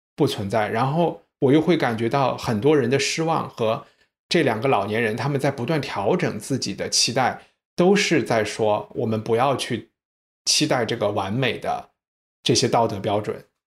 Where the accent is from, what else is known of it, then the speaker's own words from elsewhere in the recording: China; 是不是我们中国人之前有的那种礼仪的